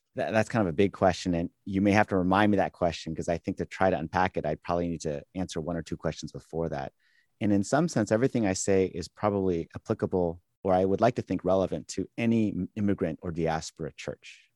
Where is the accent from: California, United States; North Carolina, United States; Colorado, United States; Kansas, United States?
California, United States; moved away as an adult; also born or lived in Michigan; now in Boston, United States; they settled in California eventually, and that's where, uh, we all grew up